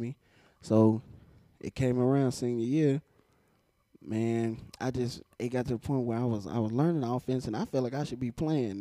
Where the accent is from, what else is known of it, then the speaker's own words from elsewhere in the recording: Nashville, Tennessee, United States; also born or lived in Hendersonville; I'm from Nashville.